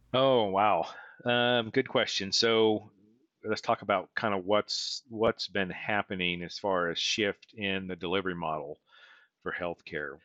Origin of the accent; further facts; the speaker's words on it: Weatherford, Oklahoma, United States; my hometown of Weatherford